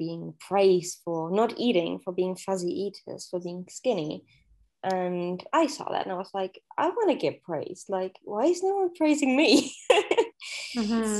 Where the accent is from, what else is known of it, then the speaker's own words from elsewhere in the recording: Germany; moved away as an adult; I grew up in Germany with a single parent